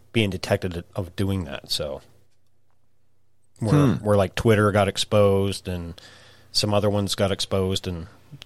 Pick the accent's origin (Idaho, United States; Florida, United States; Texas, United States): Idaho, United States; I'm from Idaho. I live there